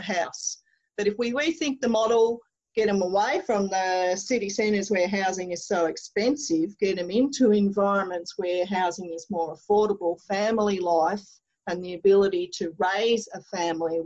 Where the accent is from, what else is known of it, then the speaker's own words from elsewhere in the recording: Dimboola, Victoria, Australia; now in Mildura, Australia; the town of Dimboola, which is where I was born in the Dimboola Memorial Hospital. My brothers went to the Dimboola Memorial High School. I'm pretty sure I swam in the Dimboola Memorial Swimming Pool